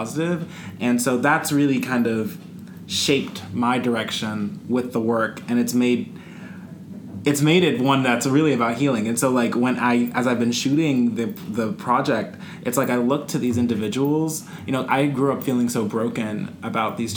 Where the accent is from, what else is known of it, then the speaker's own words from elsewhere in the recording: United States; growing up with white people, growing up in America